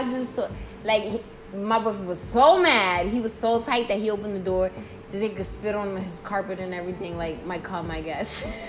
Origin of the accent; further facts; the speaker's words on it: Englewood, New Jersey, United States; from Inglewood, New Jersey. We have Marie here that grew up from...